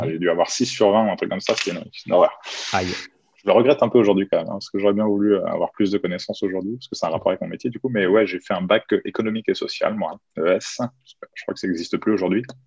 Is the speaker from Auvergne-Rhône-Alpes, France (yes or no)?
no; Chartres, Centre-Val de Loire, France; J'habite à Chartres, je suis originaire de Chartres dans l'Eure-et-Loire, à une heure de Paris.